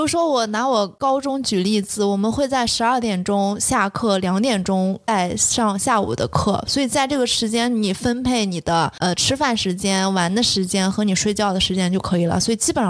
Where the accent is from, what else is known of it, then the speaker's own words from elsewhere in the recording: Shandong, China; 甚至我是山东的嘛，一些河南话我都觉得是可以互相听得懂的